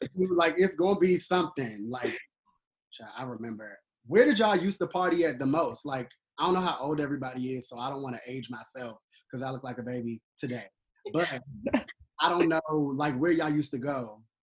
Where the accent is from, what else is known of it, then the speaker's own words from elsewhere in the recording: Washington, District of Columbia, United States; also born or lived in Atlanta; I was born and raised in Southeast. I live in Southeast right now